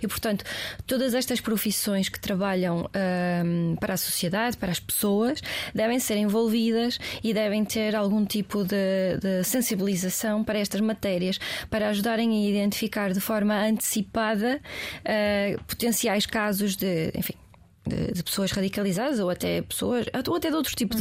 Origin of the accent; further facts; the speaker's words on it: Portugal; eu sou portuguesa, não sou americana.